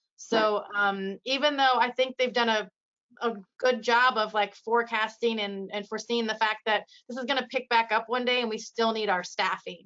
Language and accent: English; Iowa, United States; I'm from Iowa, I'm um, born and raised here